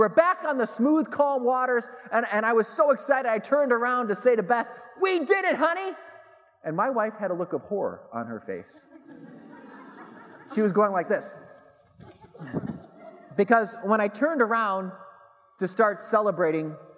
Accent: Chicago, Illinois, United States; now in Denver, United States; I live in Denver now, but I grew up in the Chicago area

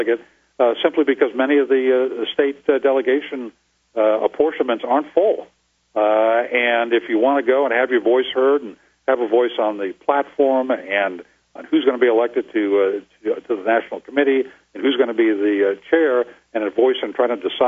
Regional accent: New England, United States; now in Arizona, United States; I'm from New England. I remember the weather back there

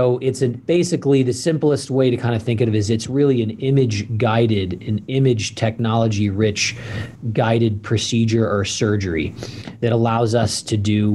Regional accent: St. Louis, Missouri, United States; moved away as an adult; also born or lived in Switzerland / Utah / Ohio / Indiana; now in Idaho, United States; spent the majority of my teenage and kind of where I have always called home was in St. Louis, Missouri.

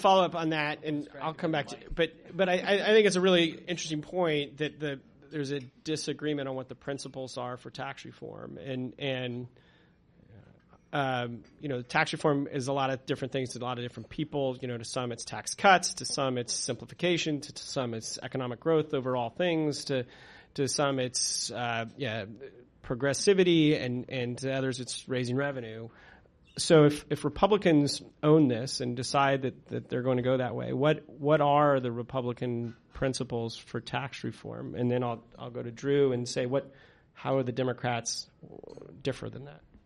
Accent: Colorado, United States; moved away as an adult; now in Washington, D.C., United States; I'm actually originally from Colorado

